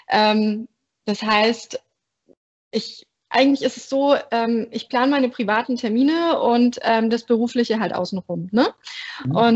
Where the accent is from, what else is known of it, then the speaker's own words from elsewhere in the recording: Bavaria, Germany; moved away as an adult; now in Berlin, Germany; ich wohne in Berlin, ich komme aber ursprünglich aus Berlin, ähm, sondern aus Bayern, hört man zum Glück nicht mehr. Und ähm, bin eben nach dem ABI direkt nach Berlin gezogen